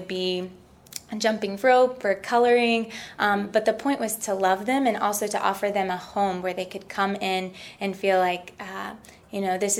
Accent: Tennessee, United States; moved away; also born or lived in Ecuador; I'm from Tennessee

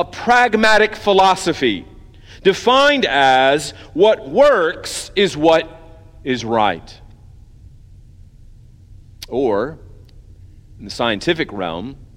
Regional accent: United States; as Americans

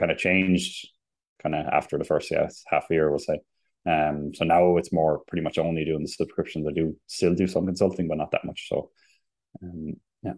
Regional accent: Limerick, Munster, Ireland; moved away as an adult; also born or lived in Germany; now in Sweden; I'm from Limerick

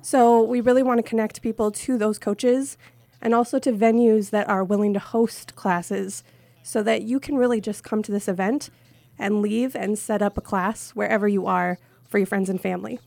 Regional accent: Minnesota, United States; moved away as an adult; now in New Hampshire, United States; I'm originally from Minnesota

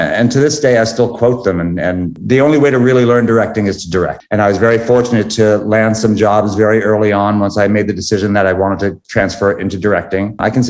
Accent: Wantagh, New York, United States; moved away as an adult; now in Los Angeles, United States; I'm originally from Wantagh, Long Island, New York. Yes, that's right, Wantagh, Long Island.

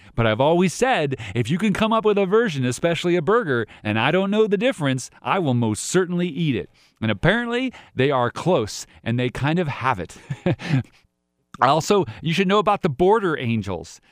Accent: United States; I'm all American. We're all, all American if you're born here

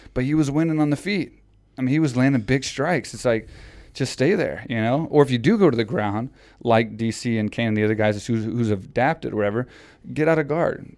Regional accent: Houston, Texas, United States; it was in Houston, Texas. So it was in my hometown

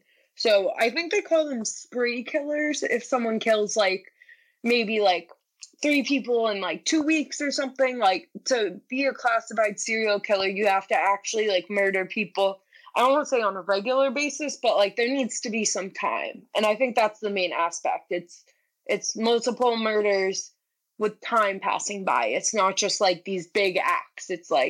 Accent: New York, United States; I'm from New York.

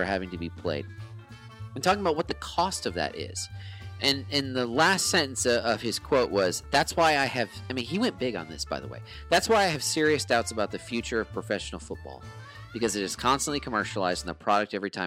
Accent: United States; as an American sports fan

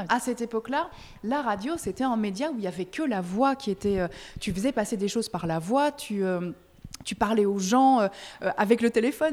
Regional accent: Belgium; moved away as an adult; now in France; je suis belge, parfois je, fais des belgicismes

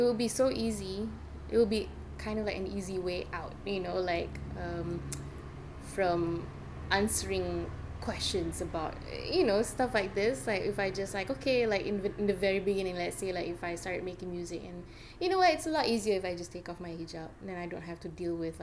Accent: Malaysia; now in United States; I'm from Malaysia

